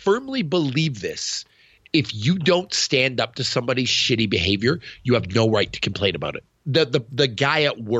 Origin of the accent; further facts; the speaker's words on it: Canada; As a Canadian